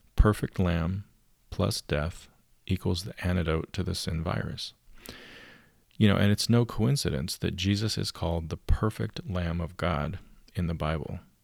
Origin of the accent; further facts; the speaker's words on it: United States; my parents were from Canada, and I was born in the United States